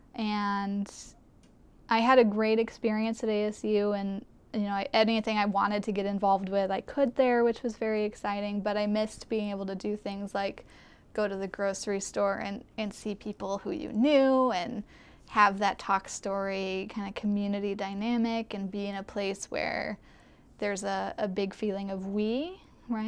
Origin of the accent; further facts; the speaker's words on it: Kula, Hawaii, United States; also born or lived in Arizona; I grew up here, born and raised on Maui in Kula, which is where I still live now